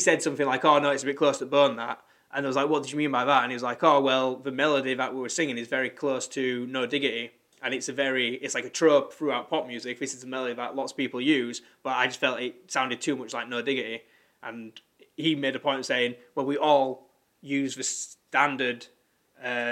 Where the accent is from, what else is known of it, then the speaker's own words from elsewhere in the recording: England, United Kingdom; We're English